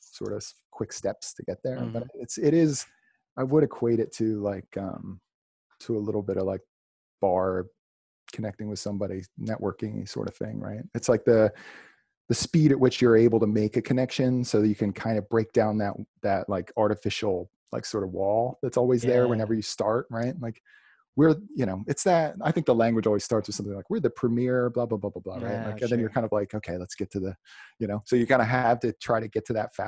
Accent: Salem County, New Jersey, United States; I grew up in Salem County, New Jersey. It's like South Jersey

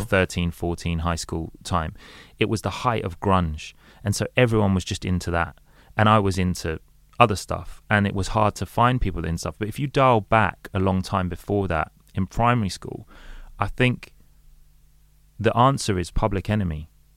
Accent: London, United Kingdom; I'm, I'm from London and I grew up in London

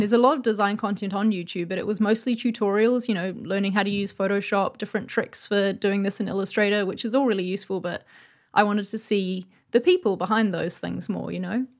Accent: New Zealand; now in London, United Kingdom; I'm from New Zealand, but I live in London

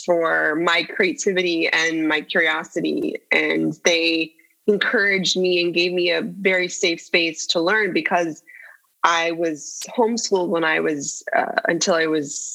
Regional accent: San Jose, California, United States; I grew up in the Bay Area, yeah, in San Jose

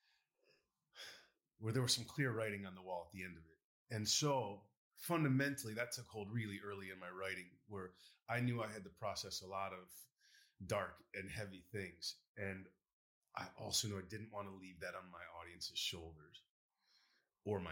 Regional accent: Baytown, Texas, United States; I grew up in Baytown

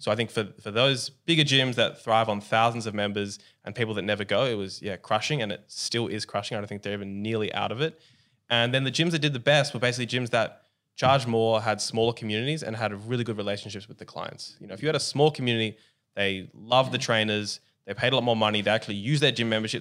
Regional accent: Australia; Where we're from, we're both Aussie

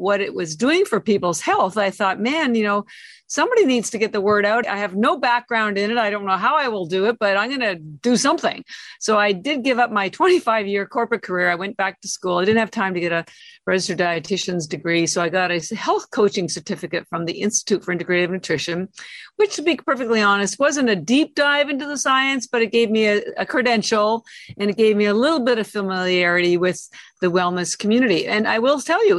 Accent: Canada; moved away as an adult; now in Boston, United States

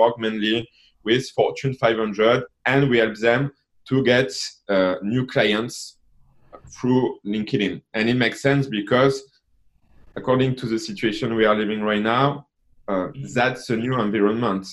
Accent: France; accent: French; I'm from France because of my accent

